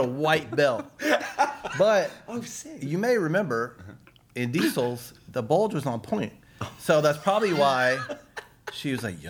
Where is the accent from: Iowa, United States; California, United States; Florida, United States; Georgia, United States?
Georgia, United States; Atlanta; moved away as an adult; also born or lived in Cincinnati, Ohio; now in Los Angeles, United States; born in Ohio, hence Cincinnati, hence diehard Bengals fan. Grew up in Atlanta.